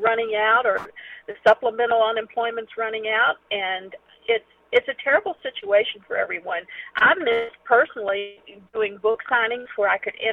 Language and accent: English; Kentucky, United States; I'm from Kentucky